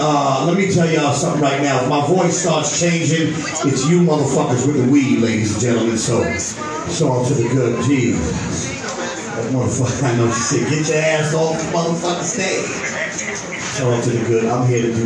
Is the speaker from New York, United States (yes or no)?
yes; New York City, New York, United States; growing up in East New York